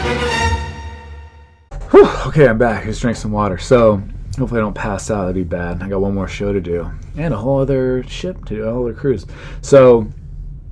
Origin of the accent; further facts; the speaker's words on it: Southern California, United States; I'm from Southern California and my parents are still alive and they still live there